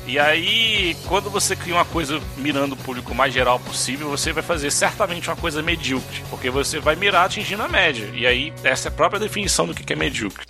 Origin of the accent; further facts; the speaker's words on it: Brazil; nós somos brasileiros